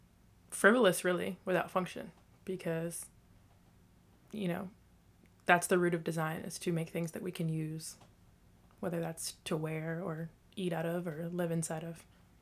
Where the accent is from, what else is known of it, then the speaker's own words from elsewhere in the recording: Northern Virginia, United States; I'm from the D.C. area. I grew up in Northern Virginia. Mm-hmm. Lived in this area pretty much my whole life.